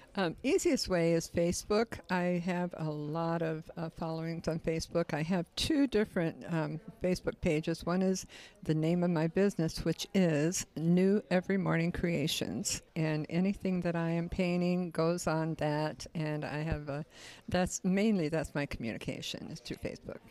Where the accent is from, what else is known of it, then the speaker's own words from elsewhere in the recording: Detroit, Michigan, United States; also born or lived in San Francisco; now in Orrville, United States; I was born in San Francisco. I've lived in several different states, um, raised mostly in Detroit, Michigan, but came here in nineteen seventy-six